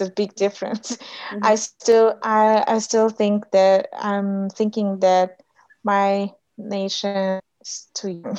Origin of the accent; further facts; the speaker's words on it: Kyrgyzstan; first language Russian; English is a second language; moved away as an adult; also born or lived in Kazakhstan / Malaysia / United States; I grew up in Kyrgyzstan, Kyrgyz Republic, and my parents live in Kyrgyzstan